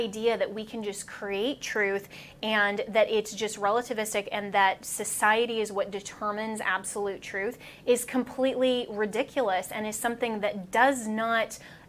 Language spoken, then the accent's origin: English; Colorado, United States; That's my home state.